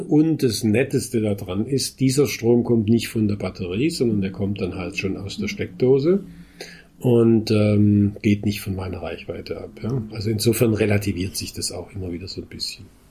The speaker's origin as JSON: {"language": "German", "town": "Heidelberg", "region": "Baden-Württemberg", "country": "Germany", "said": "ich komme ja aus Heidelberg"}